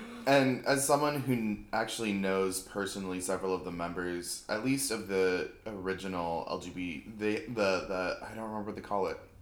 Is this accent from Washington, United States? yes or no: yes; Seattle, Washington, United States; moved away as an adult; also born or lived in Missoula, Montana; now in New York, United States; I'm just from Seattle